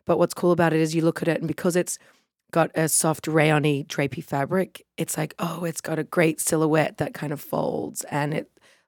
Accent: Sydney, New South Wales, Australia; now in New York, United States; I'm Chaya's youngest sister. We're both from Sydney, Australia, and we now live in New York, in Crown Heights.

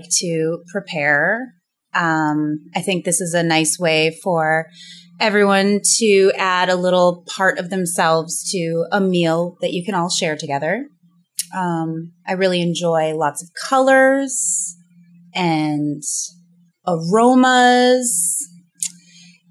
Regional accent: New Hampshire, United States; I grew up in the Northeast, in the state of New Hampshire

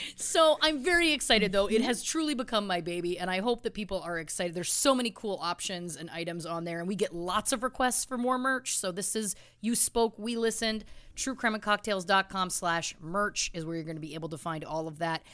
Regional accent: Belleville, Ontario, Canada; my hometown of Belleville, Ontario, Canada

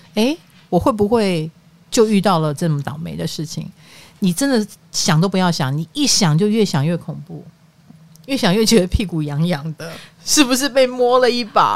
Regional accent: Greater Taipei, northern Taiwan, Taiwan; 我们北部，双北人

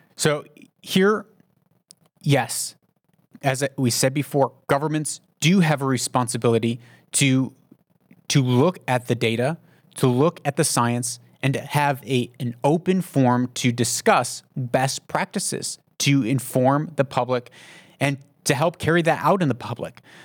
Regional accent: United States; moved away; I'm an American, but I live outside of the United States

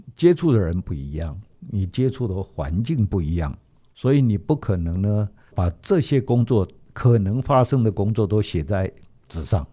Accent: Taiwan; 我们台湾话讲说

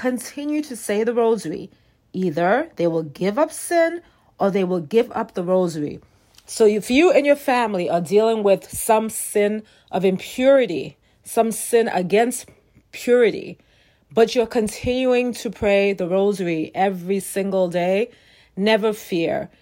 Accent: New York City, New York, United States; I'm from New York City

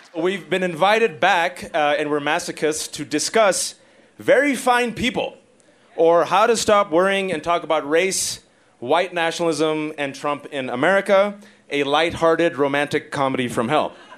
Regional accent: Fremont, California, United States; I'm an American son of Pakistani Muslim immigrants born and raised in the Bay Area, Fremontistan, California

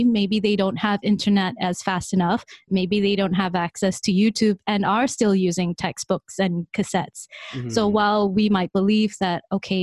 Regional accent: Malaysia; now in Singapore; I am from Malaysia. I'm currently based in Singapore

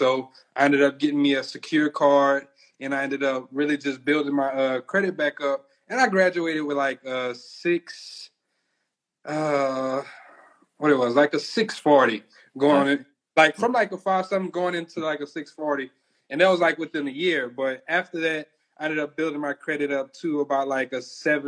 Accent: Louisiana, United States; we're from Louisiana.

